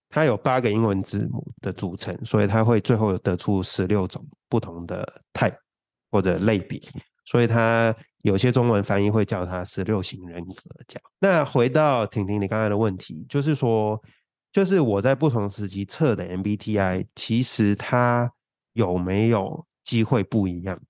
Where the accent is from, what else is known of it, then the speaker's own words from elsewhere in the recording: Hong Kong; 我在香港，香港长大